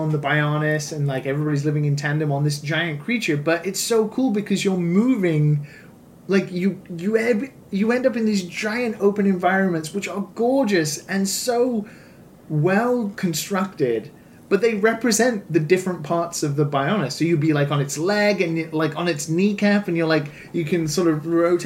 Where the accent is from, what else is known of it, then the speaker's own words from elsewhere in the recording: United Kingdom; as a British person